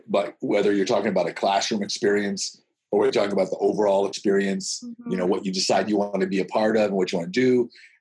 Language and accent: English; Las Vegas, Nevada, United States; moved away; also born or lived in Gig Harbor, Washington; I grew up in Vegas